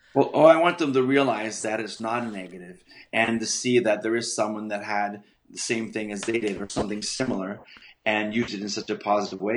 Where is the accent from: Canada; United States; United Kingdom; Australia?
United Kingdom; Scotland; I'm Scottish